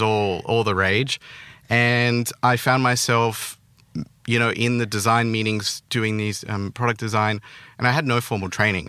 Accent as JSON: {"language": "English", "country": "Australia", "tie": "born or raised there", "accent": "Australian", "said": "I grew up, I was born there, um, till maybe, like, I don't know, eighteen when I went to uni. So I, that was pretty much my childhood"}